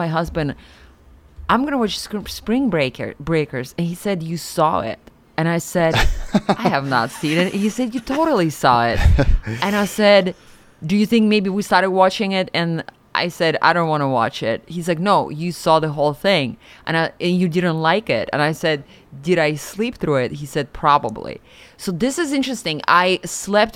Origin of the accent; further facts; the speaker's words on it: Siberia, Russia; moved away; growing up in Siberia